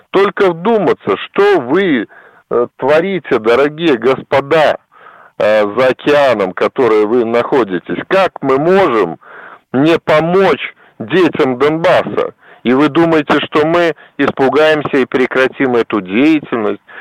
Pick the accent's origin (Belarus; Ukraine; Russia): Belarus; мы белорусы